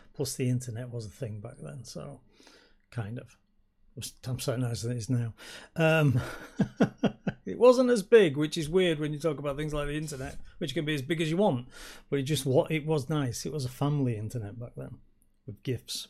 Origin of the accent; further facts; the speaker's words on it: Yorkshire and the Humber, United Kingdom; I come from Yorkshire